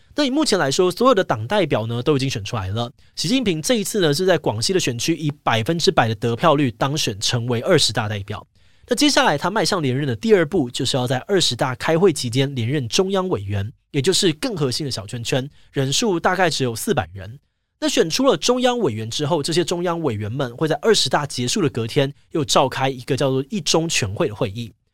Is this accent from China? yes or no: no; Taiwan; 我们身为台湾人